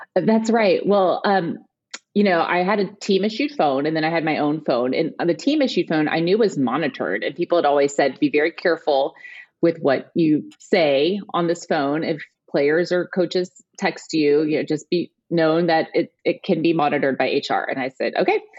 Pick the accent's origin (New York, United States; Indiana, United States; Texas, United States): Texas, United States; Houston; I grew up in Houston, Texas